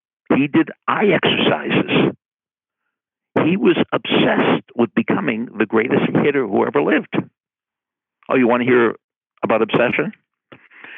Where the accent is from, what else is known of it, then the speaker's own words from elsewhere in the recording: Boston, Massachusetts, United States; when I was growing up in Boston